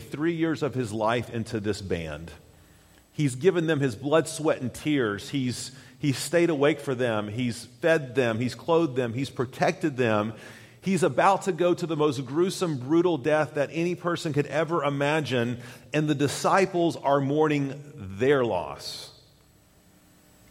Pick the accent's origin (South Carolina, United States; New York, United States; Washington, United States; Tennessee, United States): Tennessee, United States; Chattanooga; When I was a young lad in the 70s, growing up in Chattanooga, Tennessee